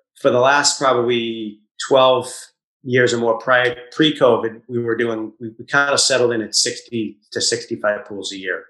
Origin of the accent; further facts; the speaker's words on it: Easton, Massachusetts, United States; also born or lived in Walpole, Massachusetts; I grew up in Easton, actually in Walpole till I was 7. Then we moved to Easton